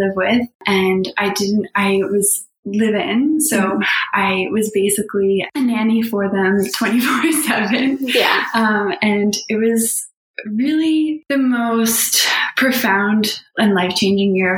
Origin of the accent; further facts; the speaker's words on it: Halifax, Nova Scotia, Canada; I grew up here in Halifax, Nova Scotia, in Kearney Lake, and I had a really magical childhood